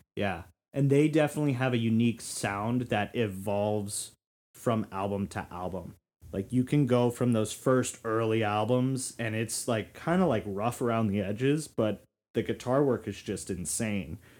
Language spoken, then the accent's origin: English; Florida, United States; moved away; I was from Florida.